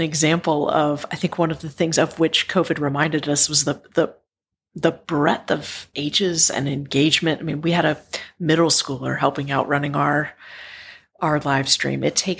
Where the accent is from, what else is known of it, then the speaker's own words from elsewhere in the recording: Southwestern Virginia, United States; growing up in Southwestern Virginia